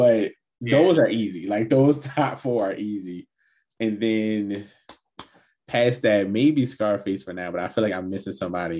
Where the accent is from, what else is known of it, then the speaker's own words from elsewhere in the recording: Baltimore, Maryland, United States; I grew up in Baltimore.